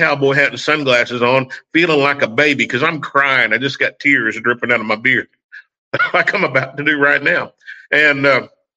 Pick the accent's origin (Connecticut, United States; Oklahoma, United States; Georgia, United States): Oklahoma, United States; accent: country twang; moved away as an adult; also born or lived in Illinois; now in Fort Lauderdale, United States; I grew up in Oklahoma. I haven't gotten rid of it at 56 years